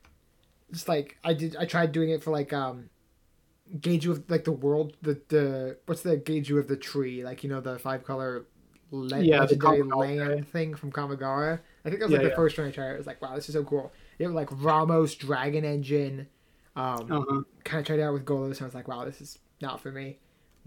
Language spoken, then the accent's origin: English; Massachusetts, United States; my smarmy Massachusetts liberal side